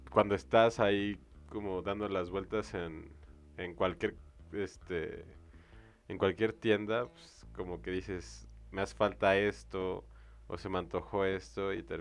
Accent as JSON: {"language": "Spanish", "country": "Mexico", "said": "Nosotros somos Estados Unidos mexicanos."}